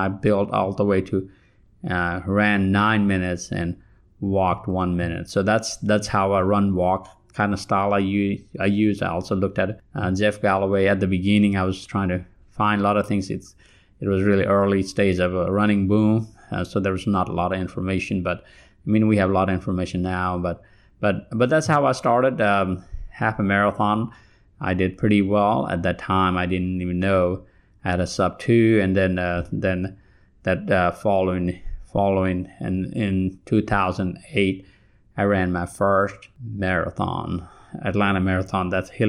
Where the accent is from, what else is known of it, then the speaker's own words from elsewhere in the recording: Kathmandu, Bagmati, Nepal; moved away as an adult; now in Alabama, United States; I come from Kathmandu, Nepal. I was not a runner while I was there. A lot of you think that I have an advantage from being from Nepal.